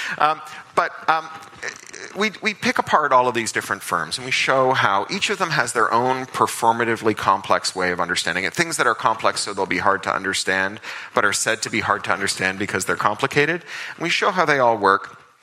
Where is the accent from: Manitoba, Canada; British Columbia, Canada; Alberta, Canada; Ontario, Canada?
Ontario, Canada; Toronto; when I was a kid growing up in Toronto